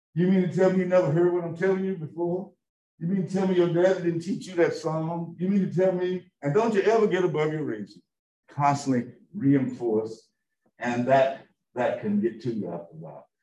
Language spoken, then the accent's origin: English; Lynch, Kentucky, United States; moved away; I grew up in a town called Lynch, Kentucky